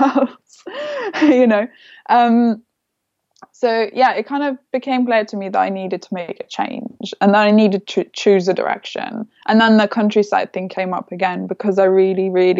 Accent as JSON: {"language": "English", "country": "Lithuania", "tie": "born or raised there", "also_born_or_lived": "London", "moved": "as an adult", "said": "I grew up in Lithuania. I was there till I was 18."}